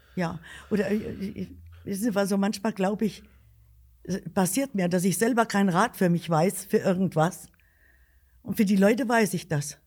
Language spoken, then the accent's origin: German; Alsfeld, Hesse, Germany; ich bin in Alsfeld geboren